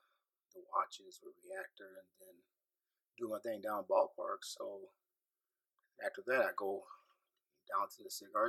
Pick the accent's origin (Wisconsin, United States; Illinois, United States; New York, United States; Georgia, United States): Illinois, United States; Carlyle; now in St. Louis, United States; the beauty of growing up in Carlisle, Illinois